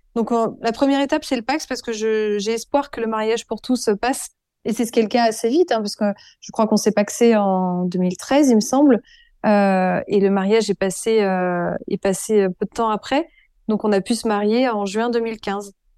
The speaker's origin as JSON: {"language": "French", "town": "Avignon", "region": "Provence-Alpes-Côte d'Azur", "country": "France", "tie": "born or raised there", "also_born_or_lived": "Burgundy / Paris", "moved": "yes", "lives_now": "Dax, France", "said": "je viens d'une famille bourguignonne, plutôt bourgeoise, catholique, très pratiquante. j'ai grandi en partie à Avignon"}